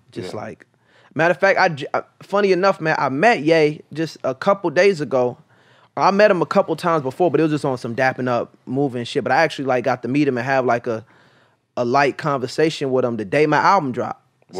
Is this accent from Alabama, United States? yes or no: no; Maryland, United States; like I said, I'm from Maryland.